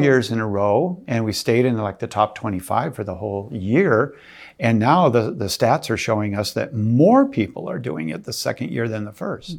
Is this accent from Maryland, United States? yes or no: no; Minnesota, United States; I grew up in the Min-, in Minnesota, and we, uh, were Catholic